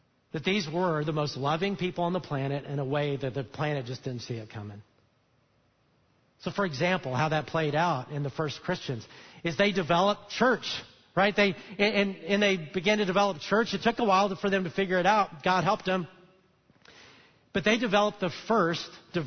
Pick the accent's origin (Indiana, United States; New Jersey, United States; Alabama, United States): Alabama, United States; I'm from Alabama